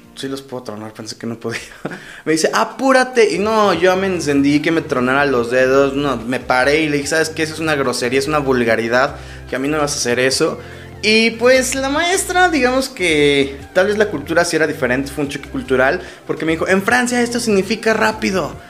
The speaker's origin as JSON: {"language": "Spanish", "country": "Mexico", "said": "en México, en mi país"}